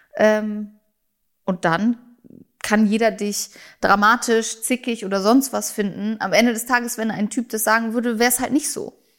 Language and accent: German; Germany; first language German; bin ja auch Deutsche, ich bin hier geboren, ich lebe hier, das ist meine Muttersprache